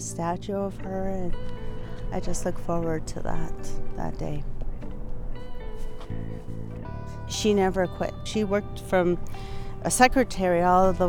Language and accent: English; United States; I am Lakota. I am from Standing Rock and Rosebud